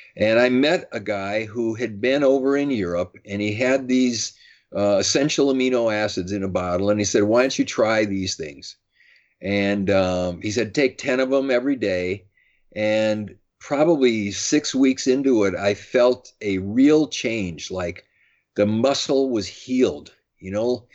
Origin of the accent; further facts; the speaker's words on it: Madison, Wisconsin, United States; I grew up in Madison, Wisconsin